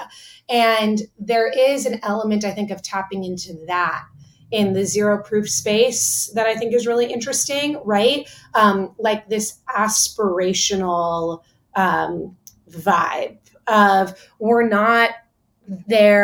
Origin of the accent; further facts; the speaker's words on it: Miami, Florida, United States; growing up in Miami, there's such a focus on like nightlife